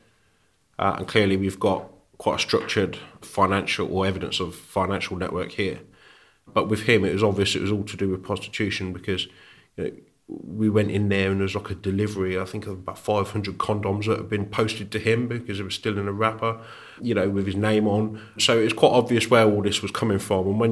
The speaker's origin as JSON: {"language": "English", "town": "Birmingham", "region": "West Midlands", "country": "United Kingdom", "tie": "born or raised there", "also_born_or_lived": "Warwickshire", "said": "So I was born in Birmingham. We ended up moving over the border into Warwickshire"}